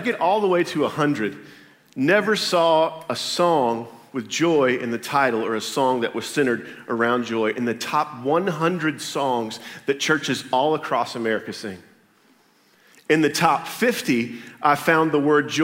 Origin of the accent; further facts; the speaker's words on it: Berry Hill, Oklahoma, United States; also born or lived in Tulsa, Oklahoma; I'm from Tulsa, Oklahoma. Grew up in a little town called Berry Hill, Oklahoma.